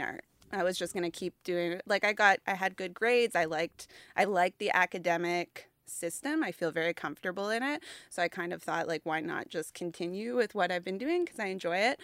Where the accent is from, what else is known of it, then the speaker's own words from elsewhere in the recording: Halifax, Nova Scotia, Canada; I grew up in Halifax